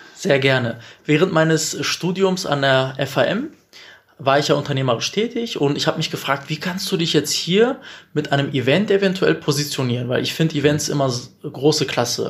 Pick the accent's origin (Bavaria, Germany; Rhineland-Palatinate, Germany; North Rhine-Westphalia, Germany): North Rhine-Westphalia, Germany; Bielefeld; bin Bielefelder mit türkischem Migrationsvordergrund.